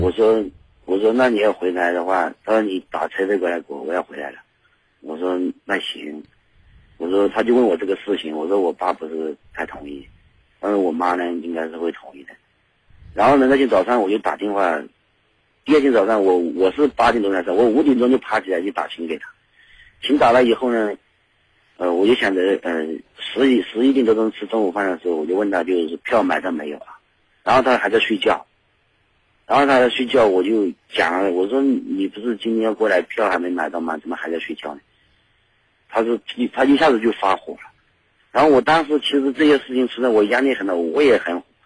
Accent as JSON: {"language": "Chinese", "region": "Yunnan", "country": "China", "said": "就我来自云南"}